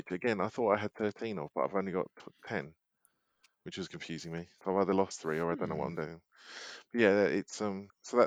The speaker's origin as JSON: {"language": "English", "country": "United Kingdom", "said": "as a Brit"}